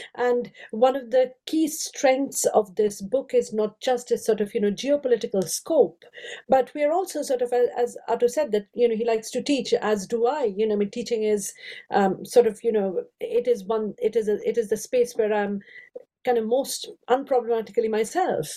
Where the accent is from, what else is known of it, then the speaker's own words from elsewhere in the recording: India; moved away as an adult; now in United Kingdom; I grew up in India. I have five Indian languages